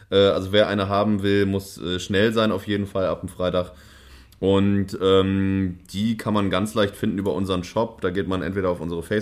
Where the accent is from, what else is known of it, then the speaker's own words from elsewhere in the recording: Hamburg, Germany; also, ich, ich, ich bin ja Hamburger und ähm, Berlin, also ich mochte Berlin nicht so richtig.